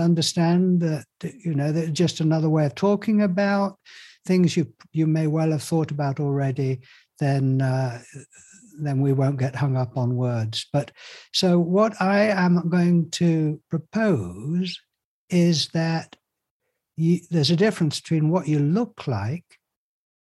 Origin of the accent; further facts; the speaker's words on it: Yorkshire and the Humber, United Kingdom; I was brought up in Yorkshire